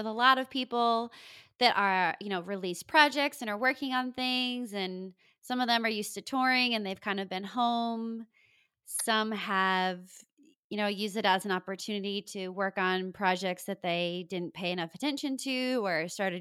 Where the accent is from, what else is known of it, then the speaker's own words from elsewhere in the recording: Rhode Island, United States; moved away as an adult; also born or lived in Los Angeles; I grew up in Rhode Island and then I moved to Los Angeles